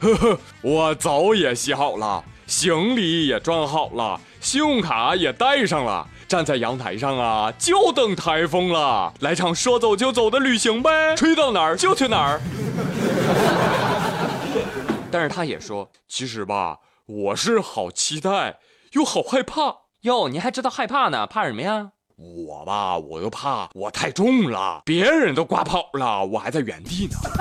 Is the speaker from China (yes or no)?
yes; China; 我们中国人